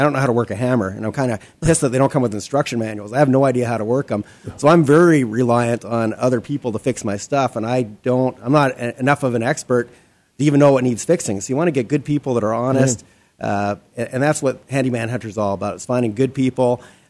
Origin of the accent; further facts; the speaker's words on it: Canada; I'm Canadian